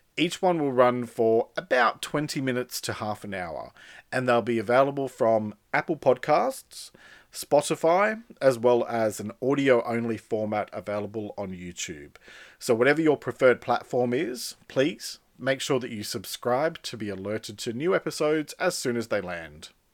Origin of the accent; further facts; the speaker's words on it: Sydney, New South Wales, Australia; also born or lived in Melbourne; now in country New South Wales, Australia; I moved from outer western Sydney, where I grew up, to the heart of Sydney